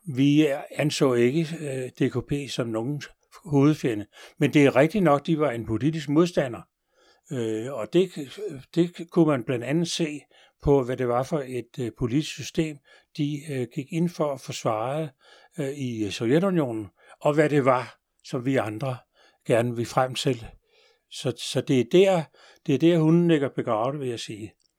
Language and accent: Danish; Denmark; vi jo danskere